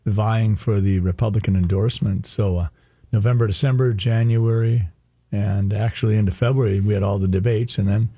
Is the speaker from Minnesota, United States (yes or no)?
yes; Sleepy Eye, Minnesota, United States; I'm a kid from Sleepy Eye, Minnesota, in the southern part of the state.